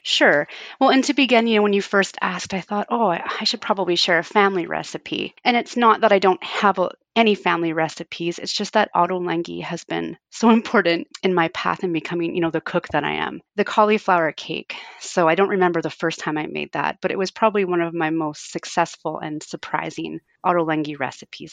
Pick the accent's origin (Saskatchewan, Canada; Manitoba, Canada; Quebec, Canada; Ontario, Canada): Ontario, Canada; Fort Frances; it would, takes longer to drive to Toronto from my hometown than it does to Calgary